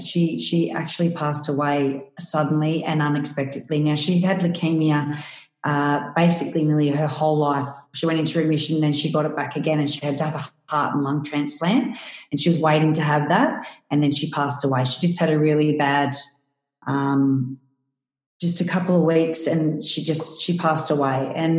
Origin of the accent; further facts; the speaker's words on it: Parkes, New South Wales, Australia; my hometown of Parkes